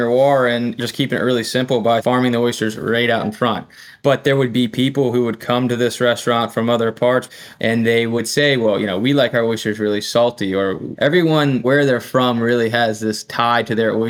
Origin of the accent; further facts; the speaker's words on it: Eastern Shore of Virginia, United States; I grew up on the East Coast of Virginia